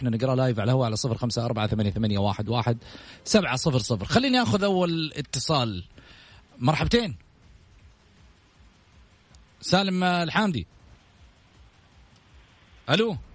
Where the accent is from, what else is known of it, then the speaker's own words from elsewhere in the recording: Saudi Arabia; احنا سعودي احنا